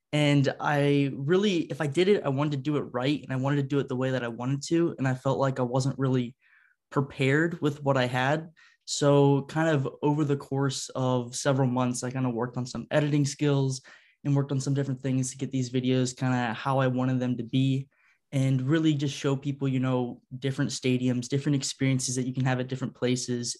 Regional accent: Ohio, United States; moved away; I'm from Ohio originally, so I'm a huge Blue Jackets fan. Grew up when they started

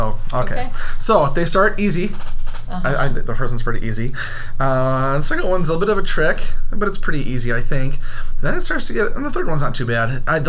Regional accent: Iowa, United States; Iowans, we're supposed to say pop, aren't we?

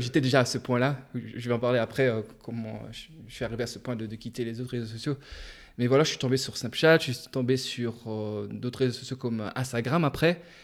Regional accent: Luxembourg; j'ai grandi au Luxembourg. J'ai vécu toute ma vie, en fait

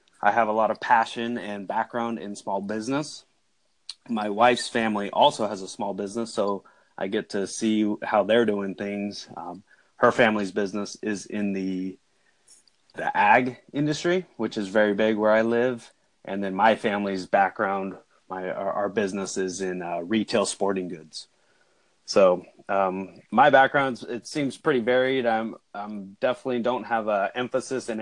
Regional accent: San Jose, California, United States; also born or lived in Davis, California; now in Salinas, United States; I grew up in the San Jose area, which is a big city

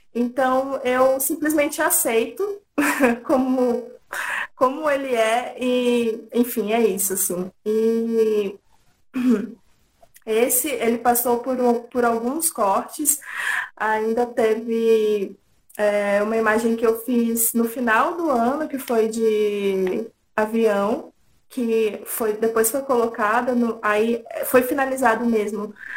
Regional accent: interior of São Paulo, Brazil; moved away; also born or lived in Tocantins; Eu morava em interior de São Paulo, nasci em Tocantins, mas morava no interior de São Paulo

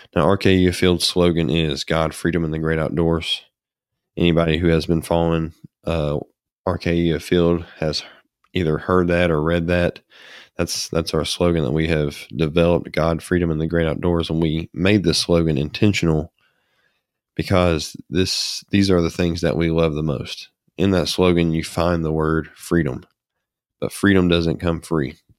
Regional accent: United States; us as American citizens

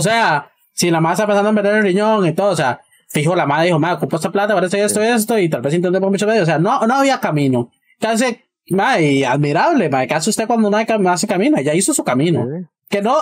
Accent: Costa Rica; nosotros como costarricenses

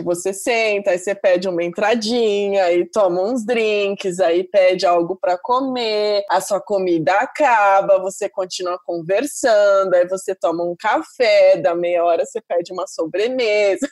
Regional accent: Santos, São Paulo, Brazil; estou sendo santista bairrista

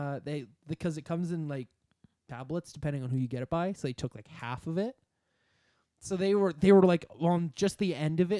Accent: Canada; Yes, I'm Canadian.

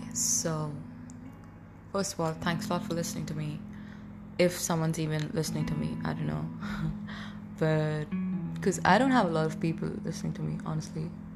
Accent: Delhi, India; I'm from Delhi. India

